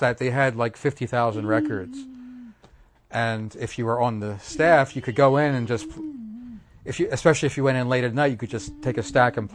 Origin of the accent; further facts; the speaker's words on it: Bala, Pennsylvania, United States; Oh, so I grew up in Bala with Montgomery